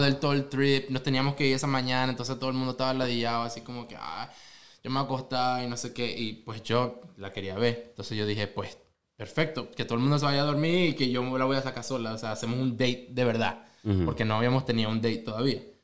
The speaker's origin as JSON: {"language": "Spanish", "country": "Venezuela", "moved": "yes", "lives_now": "Oklahoma City, United States", "said": "de Venezuela"}